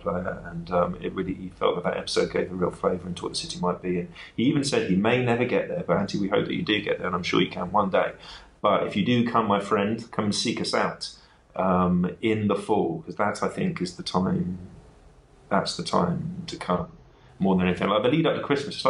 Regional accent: London, United Kingdom; accent: North London; also born or lived in West Wales; now in Berlin, Germany; I sound like I'm from North London, which is fair enough because I am very much from North London as much as I'm from West Wales

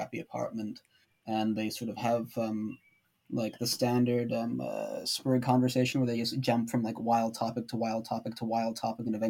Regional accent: United States; I'm an American

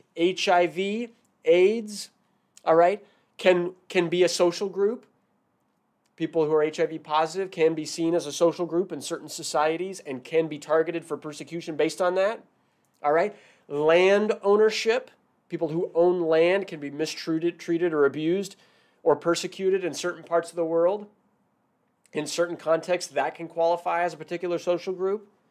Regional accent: Washington, United States; now in San Francisco Bay Area, United States; I'm originally from Washington State

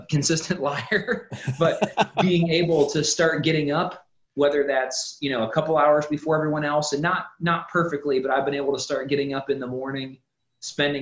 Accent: Ohio, United States; moved away as an adult; now in Tennessee, United States; we're originally from Ohio, so we moved here to Tennessee

